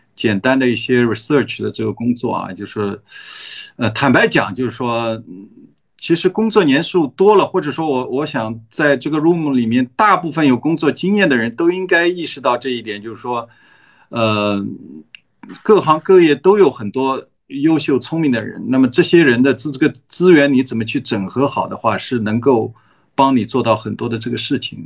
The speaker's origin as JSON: {"language": "Chinese", "country": "China", "tie": "born or raised there", "said": "我作为一个中国人，或者是说成长在一个中国的文化里面"}